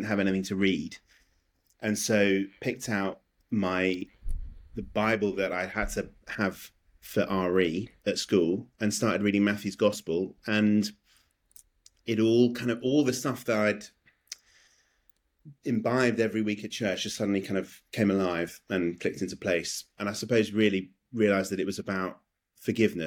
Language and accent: English; London, United Kingdom; now in Belfast, United Kingdom; I'm from London, but I live in Belfast in Northern Ireland